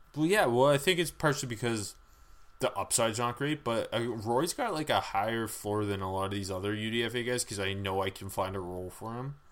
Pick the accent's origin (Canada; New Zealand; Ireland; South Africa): Canada; we are Canadian